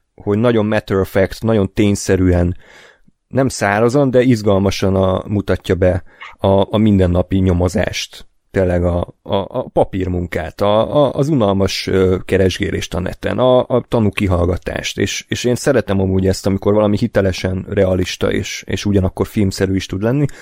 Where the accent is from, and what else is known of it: Hungary